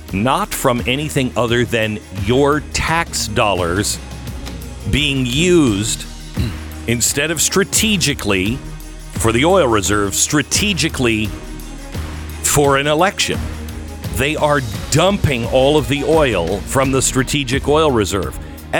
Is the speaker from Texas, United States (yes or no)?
yes; Texas, United States; So here in my home state of Texas, Patriot Mobile has been involved in a lot of school board meetings